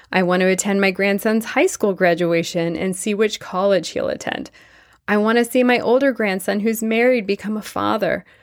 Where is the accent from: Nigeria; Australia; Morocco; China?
China; Tianjin; moved away as an adult; I was born in China to Jewish parents who left Russia after World War I to seek refuge from anti Semitism, famine, and pogroms. I spent the first 20 years of my life in China, surviving the Japanese occupation of my town, Tientsin, during World War II.